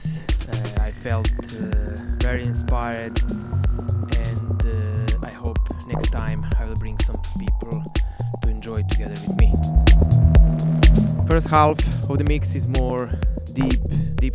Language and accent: English; Banja Luka, Republika Srpska, Bosnia & Herzegovina; my hometown, Banja Luka.